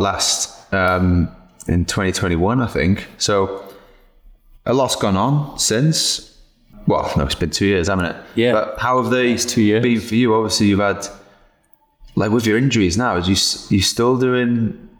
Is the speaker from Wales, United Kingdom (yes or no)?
yes; Cardiff, Wales, United Kingdom; moved away as an adult; just left Cardiff. You know, 20 degrees was warm for me